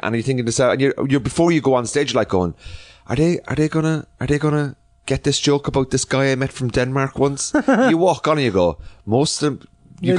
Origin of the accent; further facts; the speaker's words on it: Cork, Munster, Ireland; also born or lived in Dublin; But from the age of 2 or 3, I was 4 maybe, I was brought up in Cork. So I would say that I was Cork, you know, I'm from Cork.